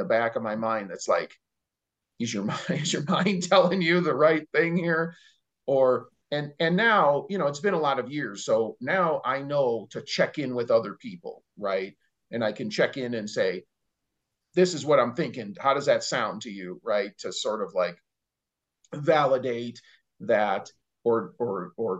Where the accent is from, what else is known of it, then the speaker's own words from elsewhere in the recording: Chicago, Illinois, United States; moved away as an adult; now in Montana, United States; I was born and raised in Chicago. And so my all my hospitalizations took place there before I moved out here to Montana